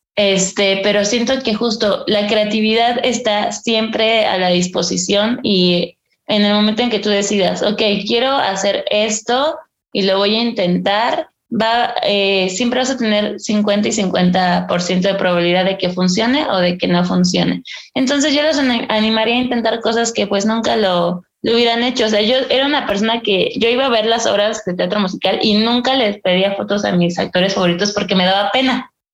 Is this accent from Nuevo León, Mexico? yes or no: no; Ixtapaluca, State of Mexico, Mexico; now in Mexico City, Mexico; yo soy del Estado de México, por ejemplo, en un lugar que se llama Extapaluca.